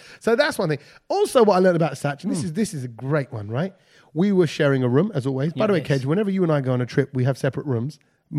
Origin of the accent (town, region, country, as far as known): United Kingdom